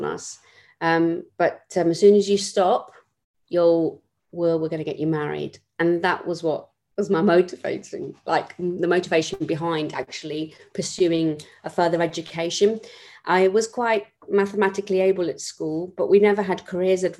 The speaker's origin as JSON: {"language": "English", "region": "London", "country": "United Kingdom", "tie": "born or raised there", "said": "I was born in West London to a family of eight children."}